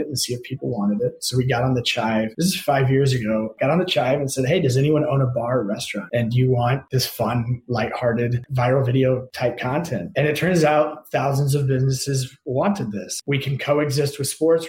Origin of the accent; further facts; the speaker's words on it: Indiana, United States; we're from Indiana. We used to caddy